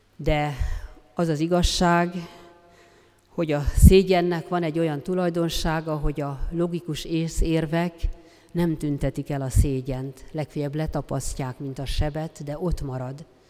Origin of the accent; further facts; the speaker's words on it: Transdanubia, Hungary; accent: Transdanubian; honnan való vagyok, és mondtam, hogy Dunántúlra. Azt mondja, "Ja, ezt hallottam a beszédedben, ezt a Dunántúli kiejtést.